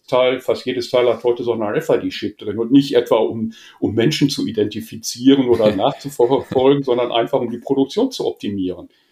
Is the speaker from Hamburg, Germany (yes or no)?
no; Essen, North Rhine-Westphalia, Germany; geboren in Essen, mhm. soll ich sagen, klassisch Ruhrpott